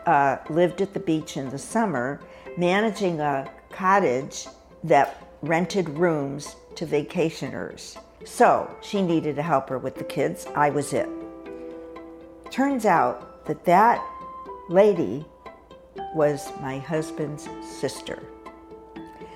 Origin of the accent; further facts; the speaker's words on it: Hartford, Connecticut, United States; moved away as an adult; I grew up in Hartford, Connecticut, where I spent the first 18 years of my life and never moved back after that.